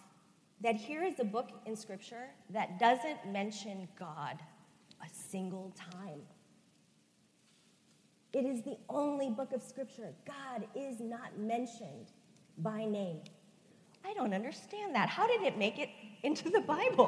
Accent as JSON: {"language": "English", "town": "Chicago", "region": "Illinois", "country": "United States", "tie": "born or raised there", "said": "I am Korean American, grew up at First Korean United Methodist Church of Chicago."}